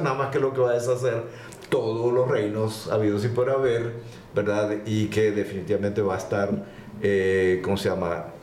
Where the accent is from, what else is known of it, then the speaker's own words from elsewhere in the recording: Guatemala; moved away as an adult; also born or lived in Panama / Costa Rica / Chicago, Illinois, United States / Austin, Texas, United States; nacido en Guatemala, por supuesto, pero con la oportunidad de trabajar en varios países